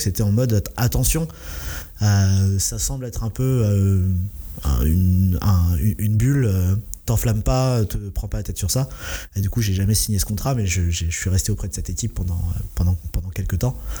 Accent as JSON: {"language": "French", "area": "Essonne", "region": "Île-de-France", "country": "France", "tie": "born or raised there", "said": "j'ai grandi dans l'Essonne"}